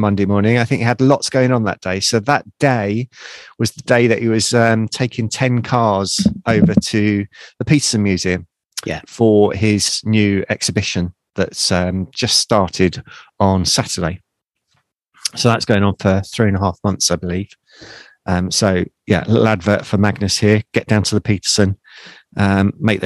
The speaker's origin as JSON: {"language": "English", "country": "United Kingdom", "said": "being a Brit over there for the first time"}